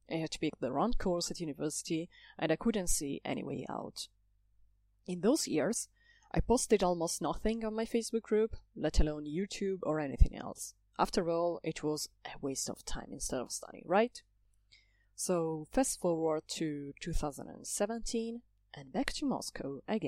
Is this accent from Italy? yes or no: yes; Italy; now in Brussels, Belgium; I come from Italy. I live in Brussels